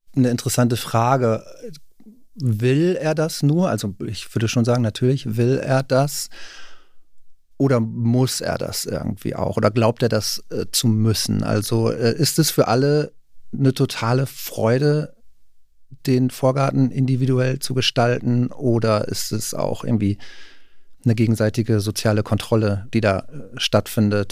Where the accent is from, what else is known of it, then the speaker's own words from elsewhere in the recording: Rheine, North Rhine-Westphalia, Germany; now in Berlin, Germany; Rheine zum Beispiel, wo ich herkomme